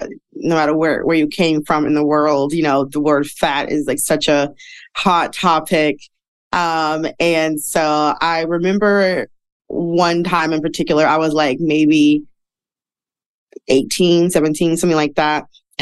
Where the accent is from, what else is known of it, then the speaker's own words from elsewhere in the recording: Midwest, United States; I am from the Midwest. So, you know, in the Midwest, back in the day, I don't know about now, but fat women did not dress up.